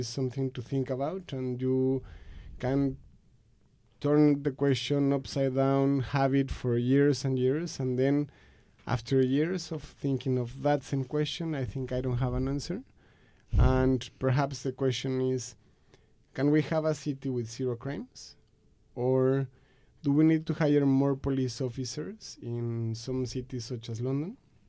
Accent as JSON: {"language": "English", "country": "Mexico", "tie": "born or raised there", "second_language": "English", "moved": "as an adult", "said": "First things first is that I'm from Mexico and I grew up there. I lived there for 20-something years."}